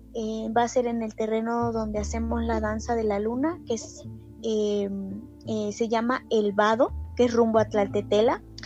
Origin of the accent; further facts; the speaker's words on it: Coatepec, Veracruz, Mexico; Soy de aquí, de Coatepec, Veracruz.